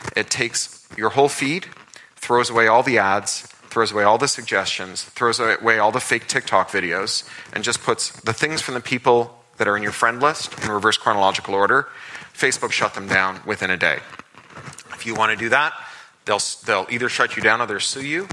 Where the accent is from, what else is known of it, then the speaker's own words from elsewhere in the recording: Toronto, Ontario, Canada; when I was a kid growing up in Toronto